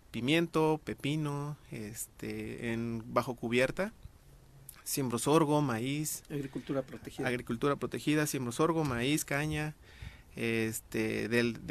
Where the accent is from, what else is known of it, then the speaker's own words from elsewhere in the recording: Miacatlán, Morelos, Mexico; Yo soy morelense y nativo de Miacatlán.